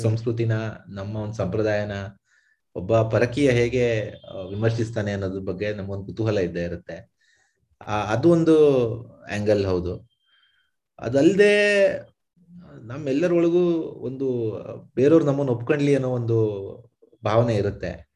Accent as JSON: {"language": "Kannada", "country": "India", "said": "ನಮ್ ಭಾರತೀಯರು ನಾವು"}